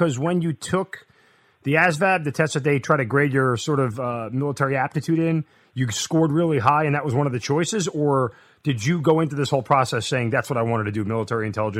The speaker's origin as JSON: {"language": "English", "region": "New York", "country": "United States", "said": "I'm from New York"}